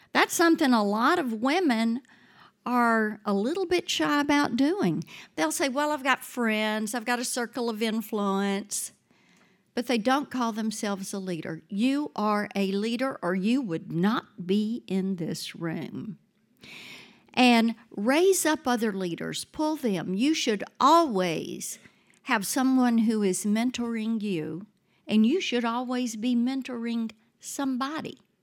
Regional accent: South Mississippi, United States; now in Nashville, United States; I grew up in South Mississippi, grew up on a farm

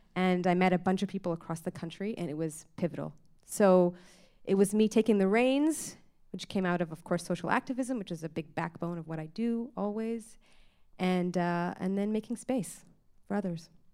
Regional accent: Toronto, Ontario, Canada; I grew up in Scarborough

